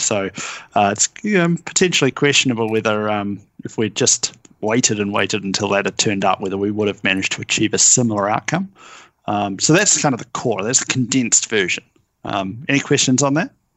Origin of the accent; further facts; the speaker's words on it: New Zealand; moved away as an adult; now in Seattle, United States; I'm from New Zealand, although I hail now from Seattle